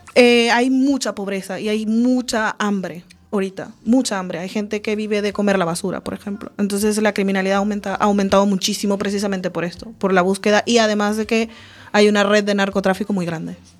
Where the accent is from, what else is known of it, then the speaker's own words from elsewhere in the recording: Venezuela; also born or lived in Galicia; now in Spain; Coruña es un poco parecido en tamaño a de donde vengo yo. Y mi ciudad tiene muchos problemas de criminalidad ahora. Y cuando yo estaba creciendo había, pero era una ciudad bastante tranquila